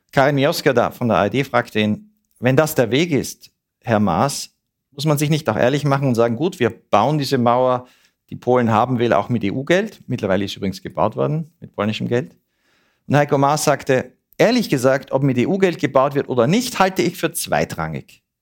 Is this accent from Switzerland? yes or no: yes; Switzerland; Das wollen wir als Schweizer ja auch nicht, dass unsere Polizei sich so verhält.